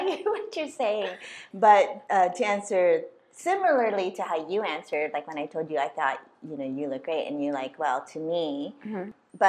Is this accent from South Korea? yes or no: no; Philippines; as a Filipino lady, I'm like eating rice every freaking day.